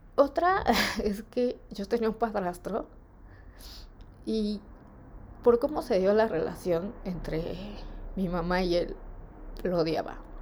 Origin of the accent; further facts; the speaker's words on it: Mexico; de niña en México se acostumbra que te den domingo